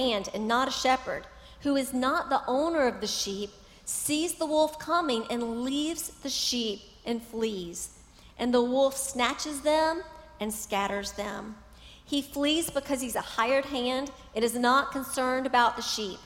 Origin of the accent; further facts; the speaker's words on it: Charlotte, North Carolina, United States; I grew up in Charlotte, close to PTL